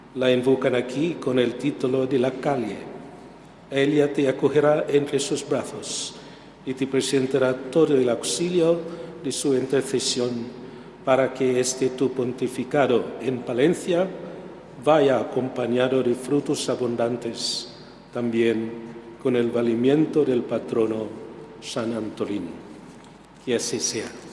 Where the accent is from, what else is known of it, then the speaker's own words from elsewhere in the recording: Philippines; now in Spain; mi tierra de Filipinas